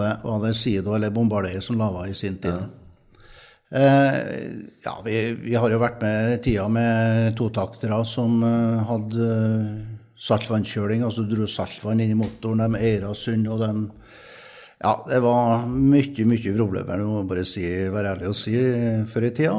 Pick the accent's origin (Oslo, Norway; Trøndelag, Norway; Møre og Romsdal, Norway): Trøndelag, Norway; I Trøndelag, der jeg kommer fra